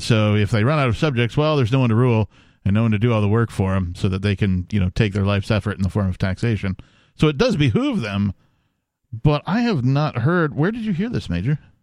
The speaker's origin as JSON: {"language": "English", "region": "Wisconsin", "country": "United States", "said": "I am from Wisconsin"}